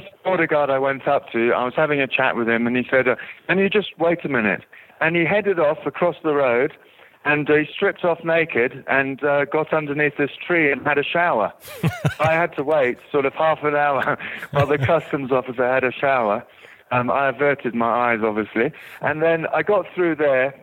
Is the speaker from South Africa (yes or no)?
yes; South Africa; now in England; I'm actually from South Africa, but I've been in England for 20 years